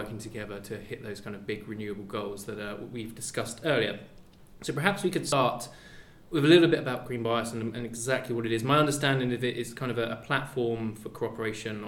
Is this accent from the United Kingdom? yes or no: yes; England, United Kingdom; I'm an Englishman abroad